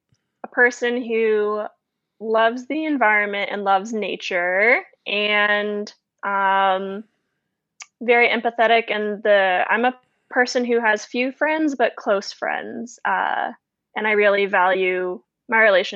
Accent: Florida, United States; And this most likely stems from my dad's background in the Navy and also growing up in Florida.

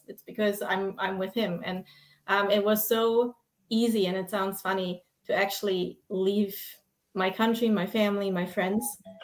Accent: Germany; moved away as an adult; I'm originally from Germany

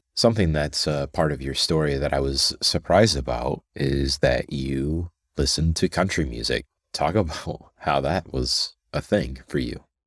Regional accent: Fort Wayne, Indiana, United States; born and raised here in Fort Wayne, just like myself

